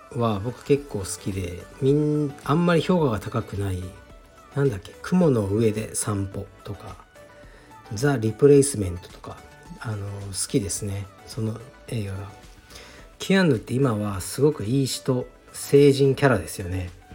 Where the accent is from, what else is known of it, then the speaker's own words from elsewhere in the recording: Fukuoka, Japan; accent: Hakata dialect; now in Tokyo, Japan; 自分の出身は、えー、福岡市の東区